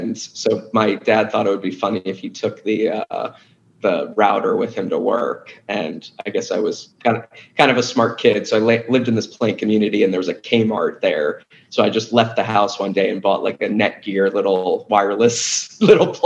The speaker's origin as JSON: {"language": "English", "town": "Darnestown", "region": "Maryland", "country": "United States", "tie": "born or raised there", "also_born_or_lived": "Atlanta, Georgia / Washington, D.C.", "said": "grew up in Darnestown, Maryland originally"}